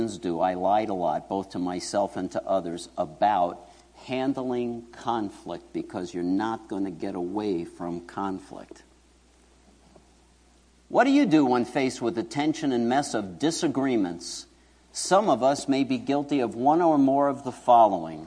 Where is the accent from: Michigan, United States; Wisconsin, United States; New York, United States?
New York, United States; New York City; moved away; where I grew up in Queens